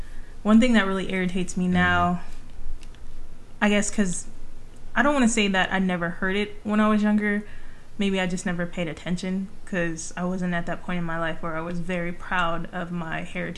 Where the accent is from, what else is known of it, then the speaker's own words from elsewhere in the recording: California, United States; growing up in California.